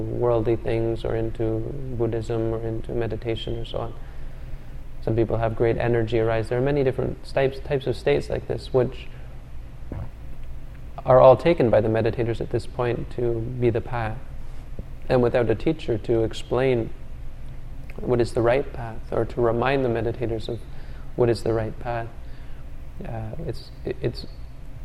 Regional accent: Canada; I'm from Canada

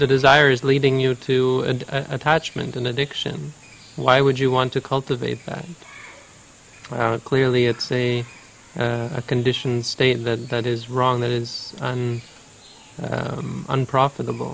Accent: Canada; also born or lived in United States; I'm from Canada

